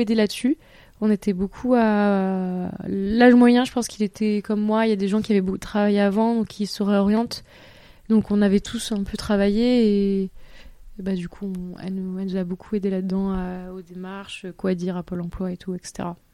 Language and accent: French; Toulouse, Occitania, France; moved away as an adult; also born or lived in Bordeaux / Paris; j'étais de Toulouse